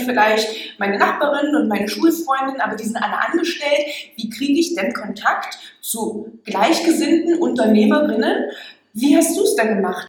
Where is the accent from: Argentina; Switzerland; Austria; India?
Argentina; Buenos Aires; German is a second language; moved away as an adult; now in Regensburg, Germany; Ich komme aus äh, Buenos Aires, Argentinien